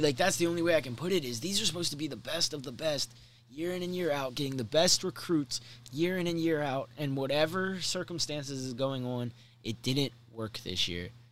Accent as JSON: {"language": "English", "region": "Maryland", "country": "United States", "tie": "born or raised there", "said": "growing up in Maryland and supporting Maryland sports"}